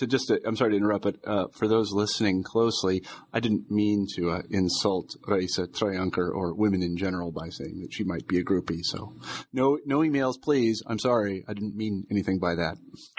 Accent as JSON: {"language": "English", "region": "Midwest", "country": "United States", "said": "you know, I'm from the Midwest, and we need things put very directly."}